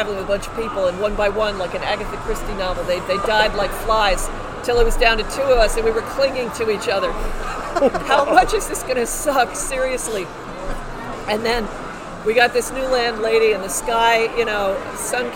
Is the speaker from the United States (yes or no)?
yes; New York City, New York, United States; also born or lived in Central Jersey, New Jersey; now in Hopewell, United States; I grew up in the city